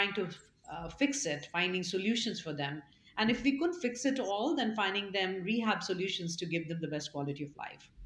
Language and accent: English; Bhilai, Chhattisgarh, India; moved away; I grew up in India. I was born in central India in a city called Bhilai.